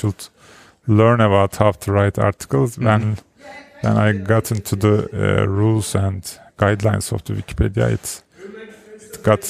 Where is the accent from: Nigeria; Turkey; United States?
Turkey; from Turkey.